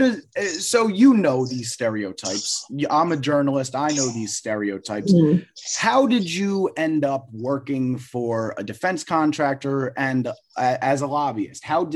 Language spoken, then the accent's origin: English; Philadelphia, Pennsylvania, United States; I'm from Philadelphia